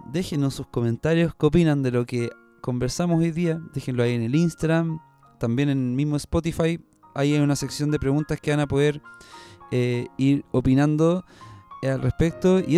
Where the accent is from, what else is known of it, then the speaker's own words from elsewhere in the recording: Chile; Un deber eh, humanitario. Un deber como chileno.